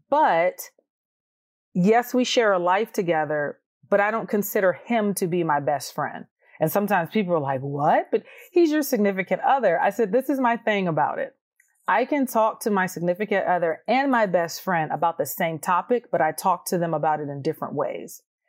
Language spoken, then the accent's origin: English; Georgia, United States; oh my goodness, you're from Georgia. I'm from Georgia too.